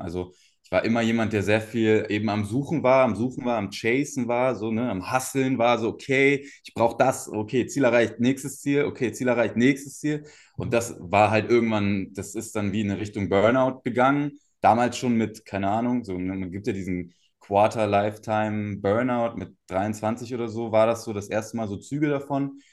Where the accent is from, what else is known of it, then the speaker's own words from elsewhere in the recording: Cottbus, Brandenburg, Germany; moved away; also born or lived in Berlin suburbs (Speckgürtel); Aufgewachsen bin ich in Cottbus. Ähm, das ist hier in Brandenburg, in, in, Ostdeutschland, so eine kleine Stadt